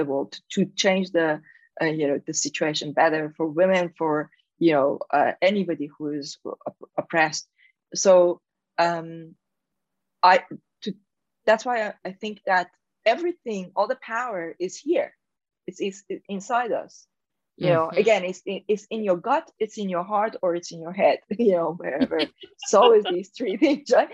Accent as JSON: {"language": "English", "country": "Iran", "tie": "born or raised there", "accent": "Persian", "second_language": "English", "moved": "as an adult", "said": "being in Iran, because I grew up in Iran"}